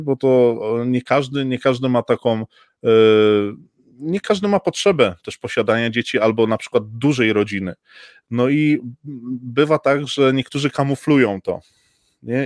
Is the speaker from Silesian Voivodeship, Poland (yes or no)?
yes; Silesian Voivodeship, Poland; jestem tutaj ze Śląska